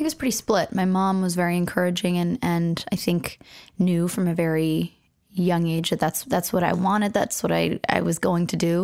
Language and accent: English; Los Angeles, California, United States; I was born and raised in Los Angeles